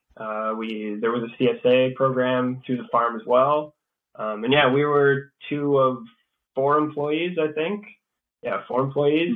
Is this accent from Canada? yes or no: yes; Sudbury, Ontario, Canada; moved away as an adult; also born or lived in Chelmsford, Ontario / Montreal, Quebec; I grew up here in Sudbury, and um, I grew up on a cattle farm in Chelmsford